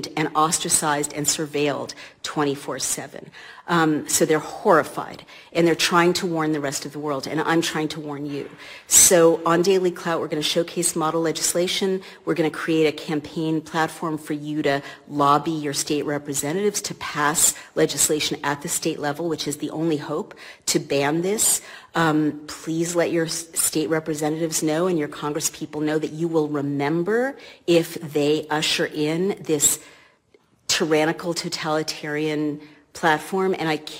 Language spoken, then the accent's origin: English; United States; I, as an American